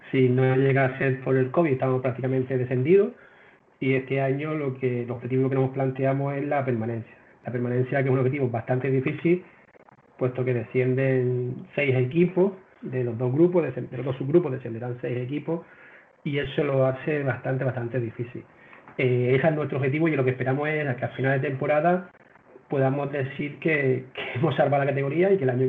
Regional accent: Las Palmas, Canary Islands, Spain; now in Málaga, Spain; yo vengo de Las Palmas, allí ya entrenaba hace bastante tiempo a, un equipo senior y desde hace ya aquí 20 años, desde que estoy viviendo en, Málaga

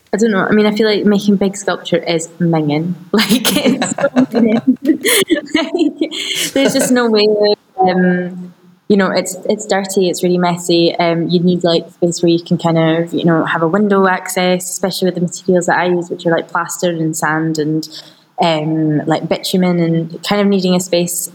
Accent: Scotland, United Kingdom; growing up in Scotland, but being born into an Iraqi family

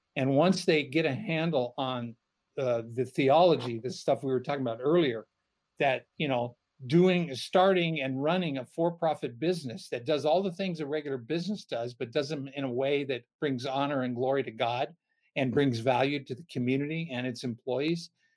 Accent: United States; being born and raised in America within the American church

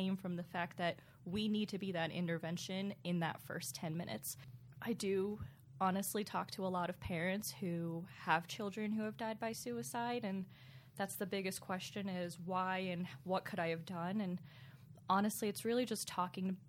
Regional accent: Pennsylvania, United States; I was born and raised in Pennsylvania

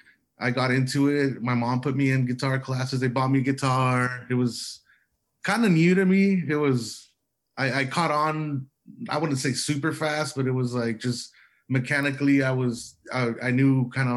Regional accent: Calexico, California, United States; Oh man, well, what can I tell you? Just the Calexico life, you know, back, what was it, like 15 years ago, you know

